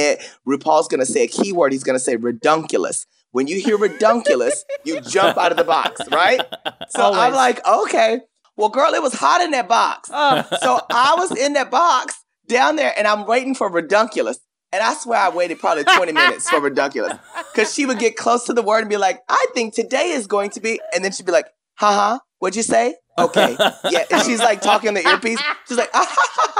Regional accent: Paris, Texas, United States; I grew up in a small town. You remember, I'm from Paris, Texas

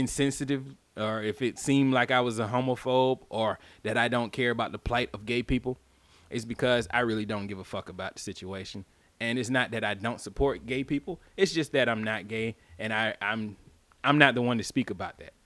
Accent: the South, United States; I'm from the South

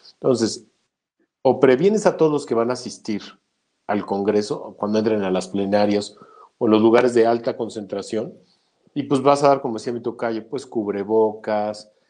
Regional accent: Mexico; porque soy mexicano número uno

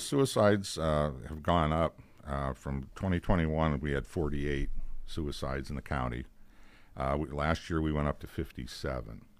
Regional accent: Girard, Pennsylvania, United States; all the years that I was in Girard, my hometown, I knew everybody that I buried

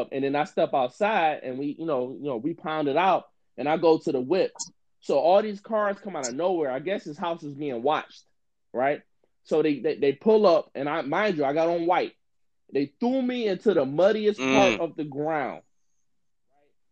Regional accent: Detroit, Michigan, United States; I grew up in Detroit. So I grew up in a street atmosphere.

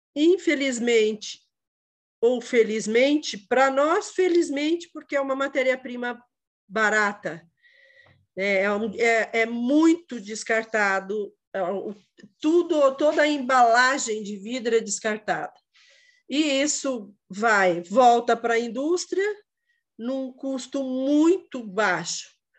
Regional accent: Quatro Barras, Paraná, Brazil; Eu sou de Quatro Barras

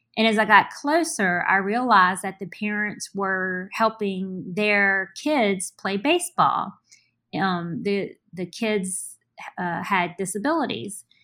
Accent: Richmond, Virginia, United States; also born or lived in Charleston, West Virginia; I originally was born in Charleston, West Virginia, and, um, I moved to Richmond as an infant.

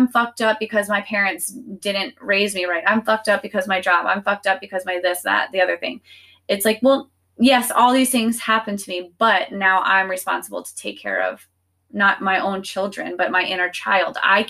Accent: the South, United States; I'm born and raised in the South

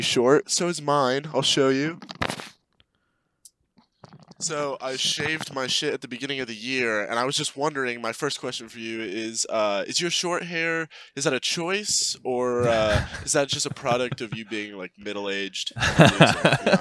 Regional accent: Indianapolis, Indiana, United States; I'm 21. I'm from Indianapolis.

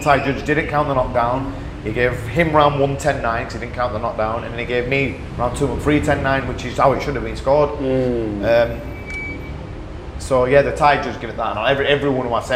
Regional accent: England, United Kingdom; my home country

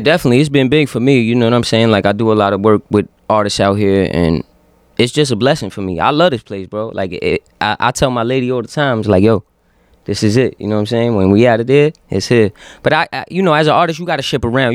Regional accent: Yonkers, New York, United States; I'm from Yonkers, so when people ask me where I'm from, Yonkers is the first word out of my mouth

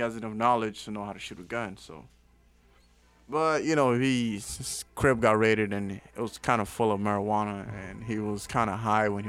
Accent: Miami, Florida, United States; I'm from Miami

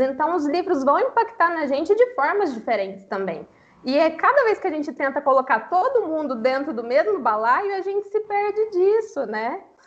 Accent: Minas Gerais, Brazil; eu tenho 29 anos, sou mineira

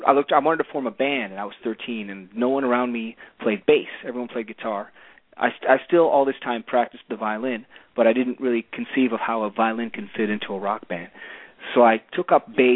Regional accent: Cleveland, Ohio, United States; also born or lived in New York; So that's how I ended up growing up in Cleveland, the home of rock and roll

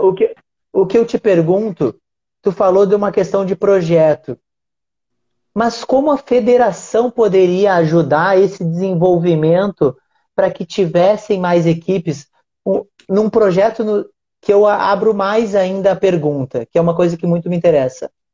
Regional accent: Uruguaiana, Rio Grande do Sul, Brazil; eu sou do Rio Grande do Sul

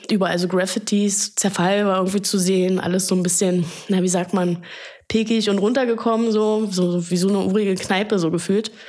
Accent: Berlin, Germany; born there; als geborene Berlinerin.

